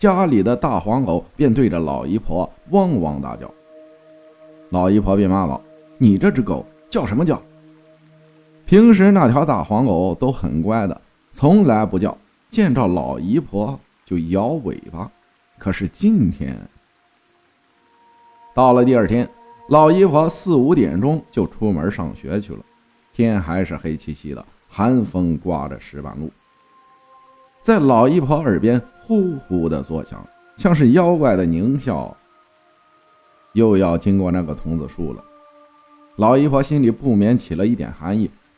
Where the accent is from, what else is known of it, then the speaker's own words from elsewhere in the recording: Sichuan, China; 我是四川人，说一下关于我外婆家的故事吧。